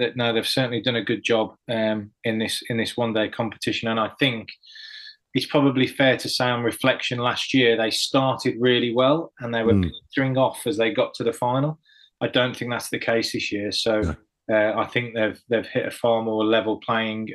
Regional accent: Cannock, West Midlands, United Kingdom; moved away; I was playing for Staffs when I was a lad coming up, because I was from Cannock

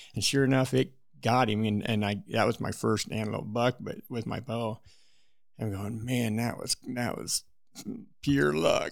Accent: Wyoming, United States; I was born and raised in Wyoming

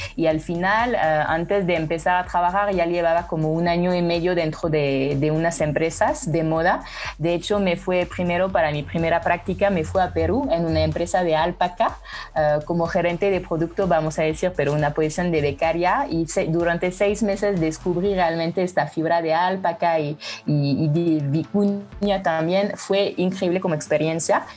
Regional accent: France; Spanish is a second language; moved away as an adult; now in Mexico; soy francesa y llevo tres años viviendo en México

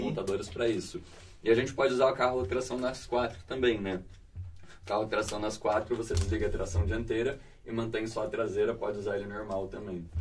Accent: interior of São Paulo, Brazil; eu venho do interior de São Paulo

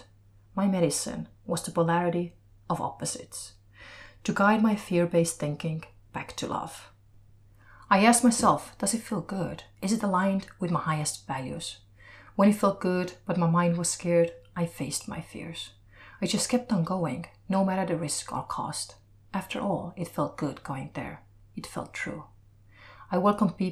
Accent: Estonia; moved away; from Estonia

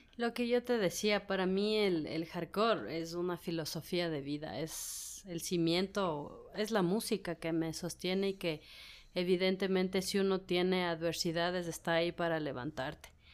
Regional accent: Ecuador; como ecuatorianos

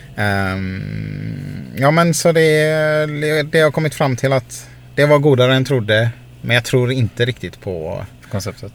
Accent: Sweden; i Sverige är vi så här

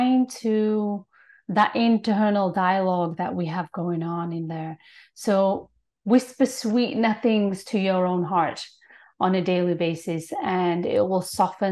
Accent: United Kingdom; now in Toronto, Canada; I'm born and raised in Britain.

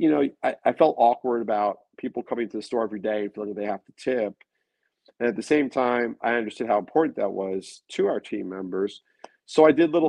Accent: Long Beach, New York, United States; now in New York City, United States; where I grew up in Long Beach

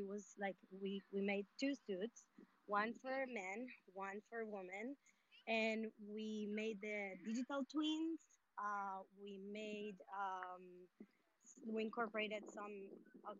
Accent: Colombia; I'm from Colombia

